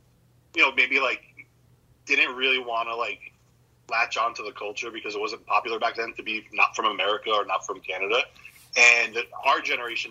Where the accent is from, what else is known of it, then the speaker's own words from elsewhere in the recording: New Jersey, United States; growing up in New Jersey